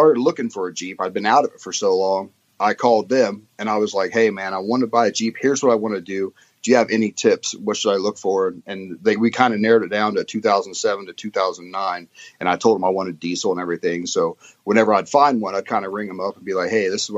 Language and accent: English; Indiana, United States; moved away as an adult; now in England, United Kingdom; I'm originally from Indiana in the States